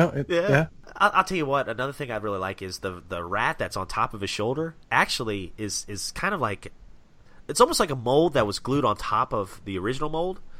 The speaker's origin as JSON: {"language": "English", "town": "Portland", "region": "Maine", "country": "United States", "tie": "born or raised there", "said": "I first stumbled onto Dave Sims' Cerebus in a pile of underground comics in my hometown of Portland, Maine, Maine's own Moonshadow comic store."}